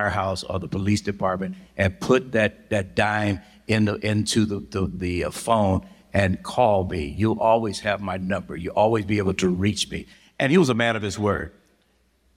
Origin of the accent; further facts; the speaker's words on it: Los Angeles, California, United States; moved away; I'm born and raised in South Central Los Angeles